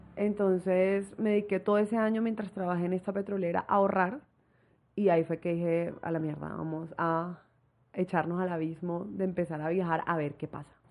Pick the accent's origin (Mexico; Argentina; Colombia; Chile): Colombia; Barranquilla, Atlántico; soy de Barranquilla, tengo 27 años